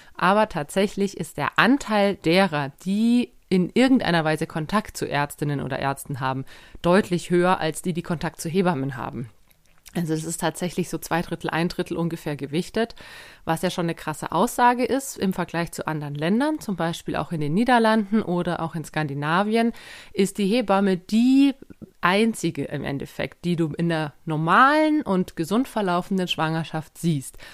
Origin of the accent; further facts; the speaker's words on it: Germany; bei uns in Deutschland